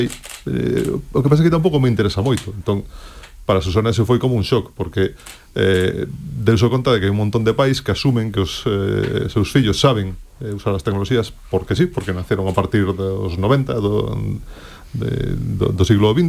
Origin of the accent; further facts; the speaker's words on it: Galicia, Spain; aproveitando que son galego